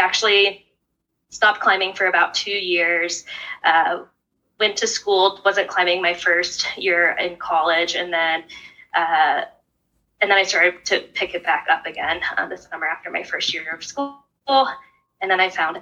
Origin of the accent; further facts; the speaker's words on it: Northern Virginia, United States; I grew up in Northern Virginia outside of Washington, D.C.